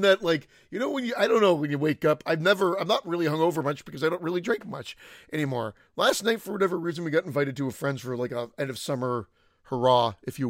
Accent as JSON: {"language": "English", "country": "Canada", "said": "this Canadian's not going to give you the answer."}